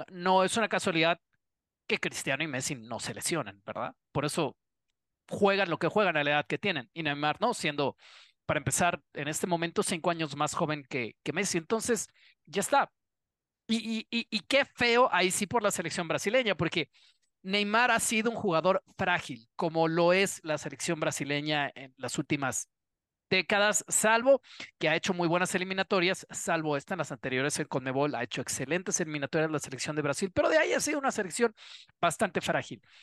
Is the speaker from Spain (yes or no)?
no; Mexico; yo, como mexicano